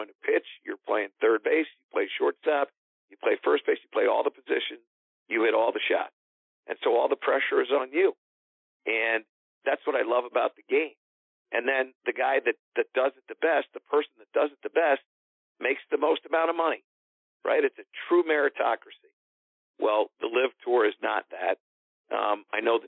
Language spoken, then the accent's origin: English; Connecticut, United States; in Connecticut, which is my home state